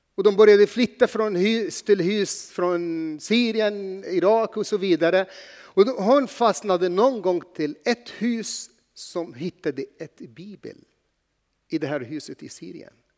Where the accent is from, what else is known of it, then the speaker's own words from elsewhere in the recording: Egypt; Swedish is a second language; now in Sweden; jag är inte född här, men jag är född i Egypten